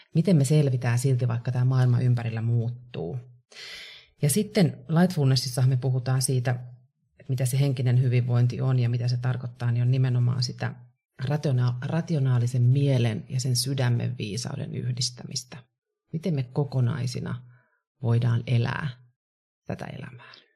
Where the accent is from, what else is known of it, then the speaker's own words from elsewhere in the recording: Kouvola, Kymenlaakso, Finland; now in Helsinki, Finland; Mä oon Kouvolasta kotoisin, tosin reilusti yli puolet asunut jo täällä Helsingissä